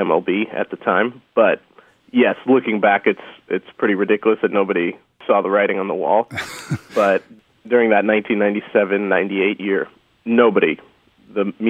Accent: St. Louis, Missouri, United States; now in Palo Alto, United States; It is home, but I'm originally from the Midwest, St. Louis, Missouri

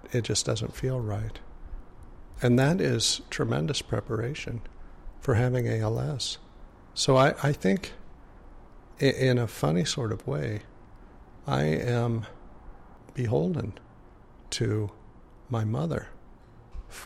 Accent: Indiana, United States; moved away as an adult; I grew up in Indiana and left Indiana when I was 25 years old, 26, and we moved overseas.

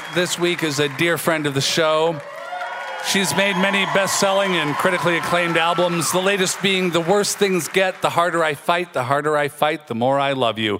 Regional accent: Federal Way, Washington, United States; moved away as an adult; also born or lived in Seattle; now in St. Paul, United States; my parents lived in Seattle, right there in the city, but then they moved to Federal Way, which is a suburb 20 miles south, and that's where I grew up.

